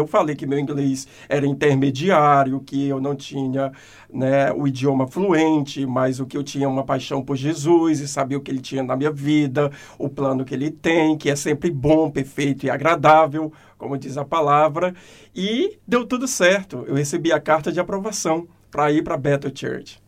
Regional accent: Fortaleza, Ceará, Brazil; moved away as an adult; also born or lived in California, United States; now in Christchurch, New Zealand; Eu nasci em Fortaleza, a terra do sol, a terra da comédia, a terra da alegria.

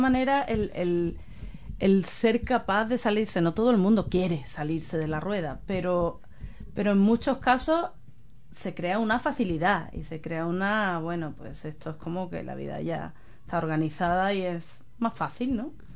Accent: Spain; now in New Zealand; yo soy de España

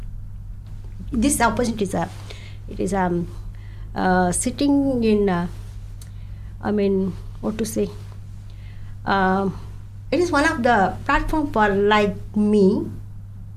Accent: India; English is a second language; moved away as an adult; now in Dunedin, New Zealand; I had worked as a nurse in India more than 30 years

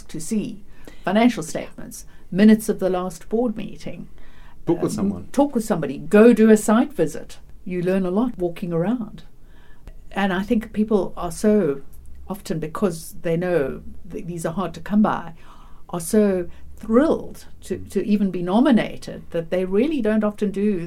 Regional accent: Johannesburg, Gauteng, South Africa; moved away as an adult; now in New Zealand; You probably can hear from my accent, I'm an Afro-Kiwi, although I've been here 25 years. So I originally come from Johannesburg

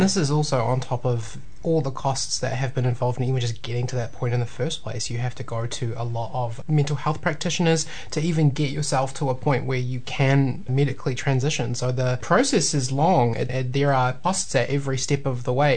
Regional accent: Tauranga, Bay of Plenty, New Zealand; now in Waikato, New Zealand; I grew up in Tauranga, but I've been in the Waikato for oh man, like 14 years now

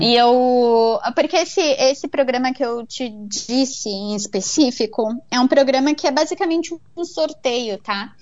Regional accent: Brazil; now in Vancouver, Canada; eu, como brasileira, eu venho de sistema de saúde particular no Brasil

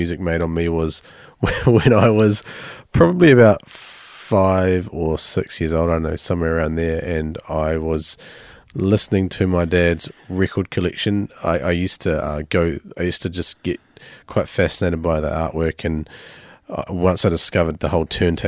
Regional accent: Amberley, Canterbury, New Zealand; also born or lived in Hanmer Springs; In Hamner Springs initially, till okay. I was 8, and then moved to Amberley.

